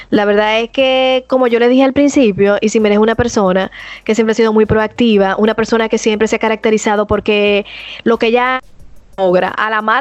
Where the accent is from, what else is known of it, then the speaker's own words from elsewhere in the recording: Dominican Republic; somos dominicanos, si tú eres dominicana, tu mano arriba